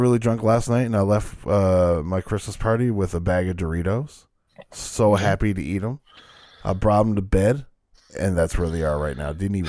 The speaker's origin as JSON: {"language": "English", "country": "Canada", "said": "I'm Canadian."}